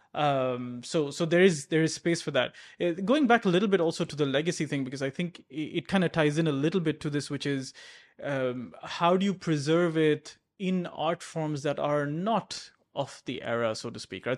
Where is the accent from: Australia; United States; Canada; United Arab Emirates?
United Arab Emirates; Abu Dhabi; I grew up in Abu Dhabi